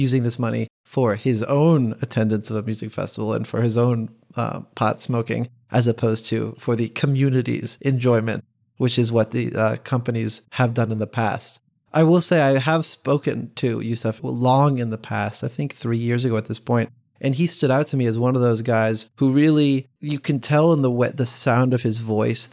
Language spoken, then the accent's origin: English; United States; as an American